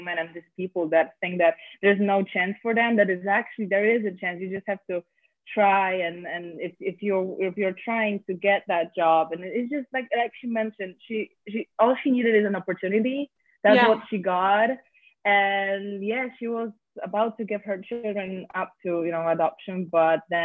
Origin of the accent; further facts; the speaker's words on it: Poland; now in Westchester, United States; I'm not from here. I'm from Poland